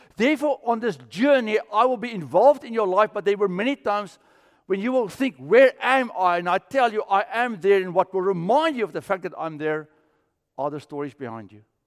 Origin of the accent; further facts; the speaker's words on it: South Africa; I grew up with it in South Africa.